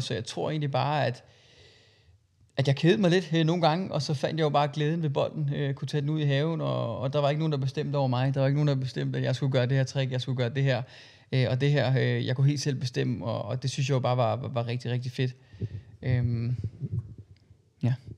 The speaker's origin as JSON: {"language": "Danish", "town": "Christiansfeld", "region": "Southern Denmark", "country": "Denmark", "tie": "born or raised there", "said": "jeg kommer fra en lille by i, i, i Sønderjylland, der hedder Christian Svendt, som ligger mellem, øh, Kolding og Haderslev"}